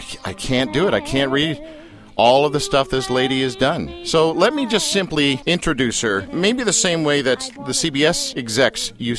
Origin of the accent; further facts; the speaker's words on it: Canada; our country